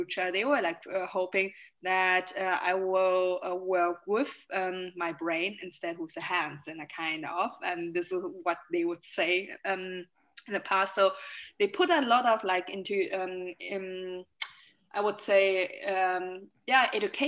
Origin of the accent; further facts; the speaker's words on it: Germany; also born or lived in Shanghai, China; I moved to Germany when I was 6 years old. I was born in Shanghai, and the first time when I went or moved here, it was really a cultural shock because I didn't speak any word of German at school